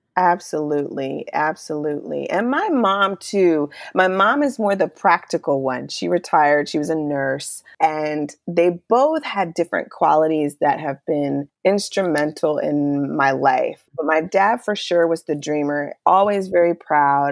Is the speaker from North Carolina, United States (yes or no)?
yes; Charlotte, North Carolina, United States; moved away as an adult; also born or lived in Chicago / Virginia; we ended up moving to Virginia, which was about four hours away from Charlotte, my hometown.